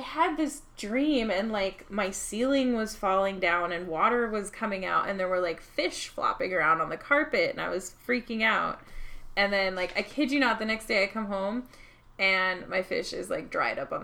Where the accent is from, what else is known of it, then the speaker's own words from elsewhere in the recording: Palm Springs, California, United States; I grew up in Palm Springs